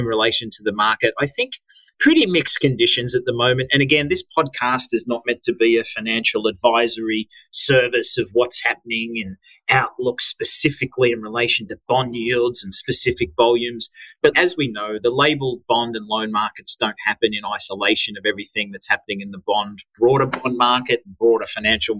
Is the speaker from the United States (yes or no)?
no; Australia; accent: Aussie; my edgy Aussie accent